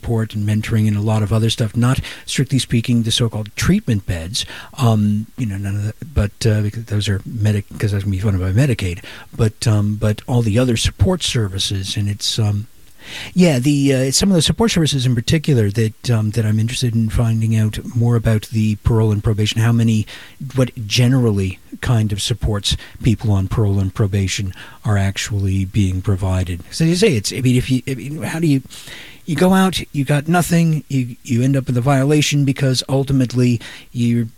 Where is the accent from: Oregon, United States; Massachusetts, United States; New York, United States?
Oregon, United States; my home state is Oregon